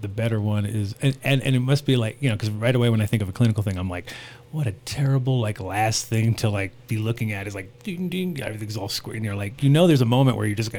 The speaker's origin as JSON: {"language": "English", "region": "Rhode Island", "country": "United States", "tie": "born or raised there", "also_born_or_lived": "New York / California", "said": "I grew up kind of in Rhode Island and New York and Cali and little back and forth and all that."}